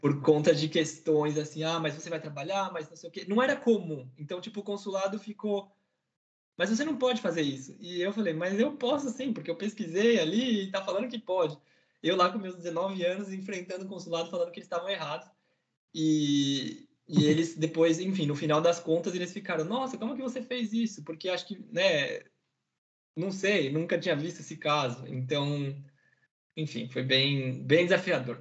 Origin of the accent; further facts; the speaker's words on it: São Paulo, Brazil; moved away as an adult; now in Paris, France; pelo bairro da Liberdade, principalmente, que foi onde eu nasci